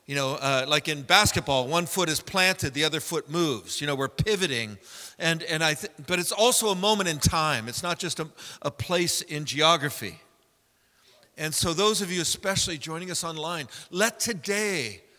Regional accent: San Francisco, California, United States; I was raised in San Francisco with hippie parents.

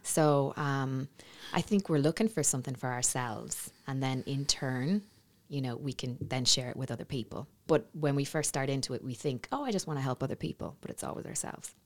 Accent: Navan, Leinster, Ireland; moved away; back in my hometown

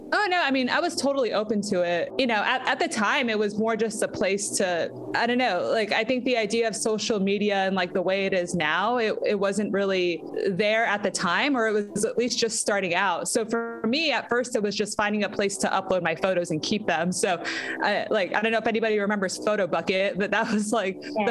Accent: San Antonio, Texas, United States; moved away as an adult; also born or lived in Austin, Texas; now in Los Angeles, United States; I was born in San Antonio, uh, Texas, which is about an hour outside of Austin. And once I started getting into middle school, I think you know, growing up in San Antonio

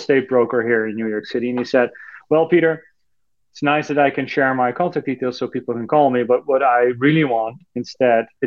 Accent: Netherlands; moved away; I'm from Europe, originally from the Netherlands

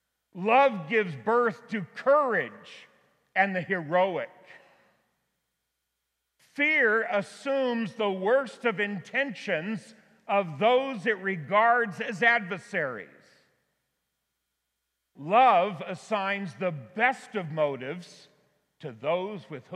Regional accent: Auburn, California, United States; my hometown of Auburn, California

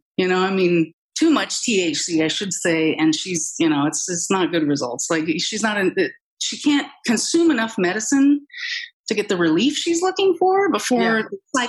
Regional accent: Oregon, United States; Well, I mean, you said it, that I'm from Oregon. Cannabis is just kind of cultural.

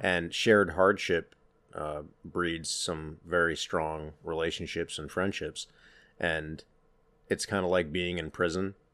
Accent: Pennsylvania, United States; moved away as an adult; we grew up in Pennsylvania in different sides of the state

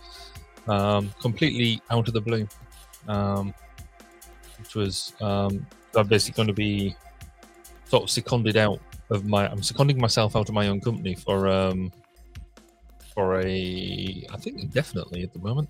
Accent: United Kingdom

